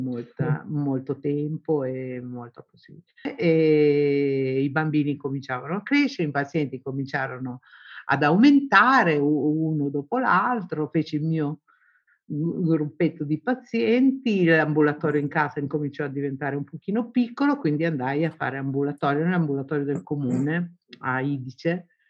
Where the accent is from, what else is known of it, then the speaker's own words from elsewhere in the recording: Southern Italy, Italy; moved away as an adult; Fui la prima donna del mio paese ad andar fuori